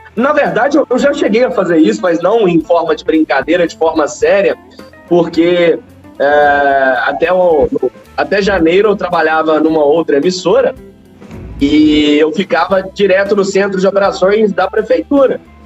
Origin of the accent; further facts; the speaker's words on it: Belo Horizonte, Minas Gerais, Brazil; nós que somos daqui de Belo Horizonte